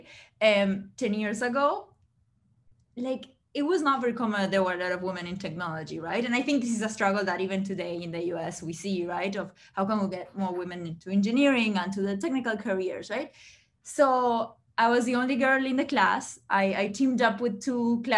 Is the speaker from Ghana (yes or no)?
no; Uruguay; moved away; I'm originally from Uruguay, from South America.